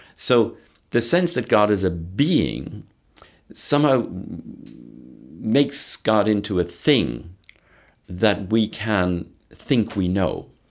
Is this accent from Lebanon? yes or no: no; Ireland; growing up in Ireland, where I saw Protestants and Catholics killing each other in the name of religion